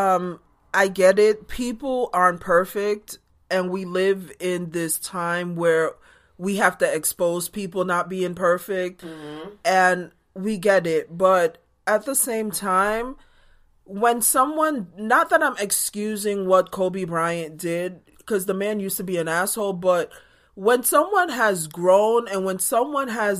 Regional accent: Jamaica; moved away; growing up in Jamaica

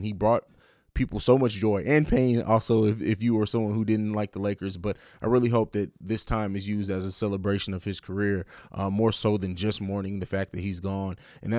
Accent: Italy; also born or lived in Germany; it's not really my hometown because I grew up in Italy and Germany

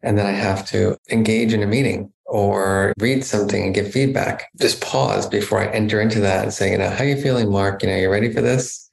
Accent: New Jersey, United States; I grew up in New Jersey, a very kind of middle-class neighborhood

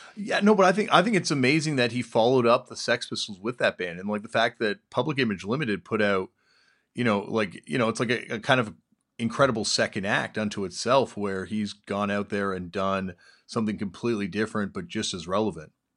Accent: East Coast, United States; growing up on the East Coast

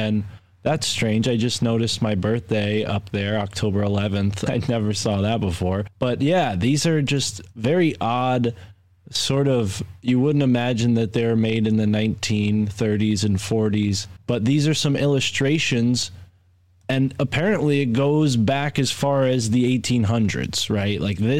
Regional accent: Connecticut, United States; closer to where I'm from Connecticut

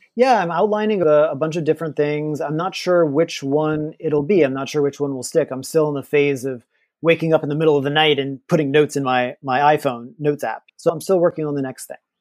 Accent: Louisiana, United States; moved away as an adult; also born or lived in Los Angeles; I'm from Louisiana. We were poor growing up

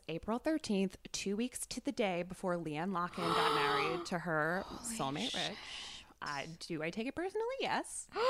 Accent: Bergen County, New Jersey, United States; I'm from New Jersey. I'm from Bergen County, which is like ground zero.

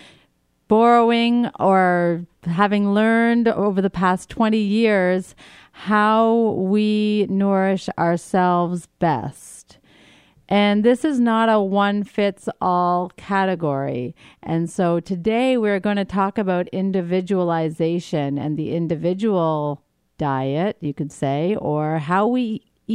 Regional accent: New Brunswick, Canada; now in New York City, United States; I grew up in New Brunswick, Canada, so it's not like it's foreign to me. It is actually home in many ways

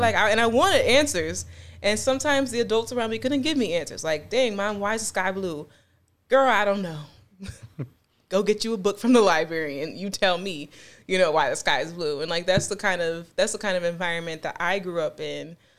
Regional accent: Buffalo, New York, United States; also born or lived in Greensboro, North Carolina / Charlotte, North Carolina / Williamsville, New York; I was born here in Buffalo, New York, and I was partially raised here. Um, I also spent some time in Greensboro and Charlotte, North Carolina

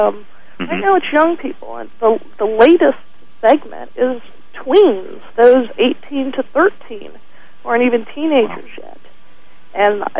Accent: Atlanta, Georgia, United States; I grew up in Atlanta

